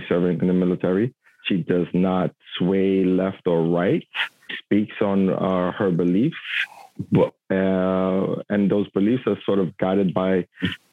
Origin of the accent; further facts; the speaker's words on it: New York City, New York, United States; I was born and raised in Brooklyn, Bushwick, Williamsburg section of New York